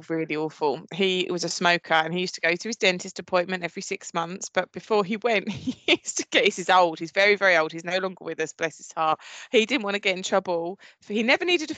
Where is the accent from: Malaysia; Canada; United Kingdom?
United Kingdom; Essex, East of England; I'm very much from Essex, you can obviously tell from my voice